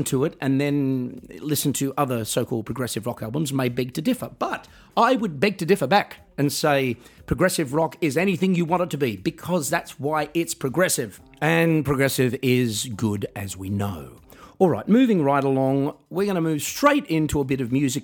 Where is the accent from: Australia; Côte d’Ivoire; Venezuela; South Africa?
Australia; my hometown in Australia